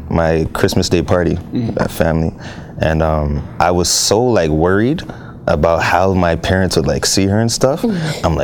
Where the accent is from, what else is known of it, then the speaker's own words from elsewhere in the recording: Ghana; Yeah, yeah I'm Ghanaian, but I try.